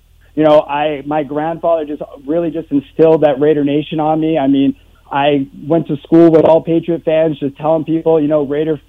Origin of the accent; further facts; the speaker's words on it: Boston, Massachusetts, United States; I'm …. I'm from Boston. I've lived here for 29 years, and all I've ever known is, you know, this New England country.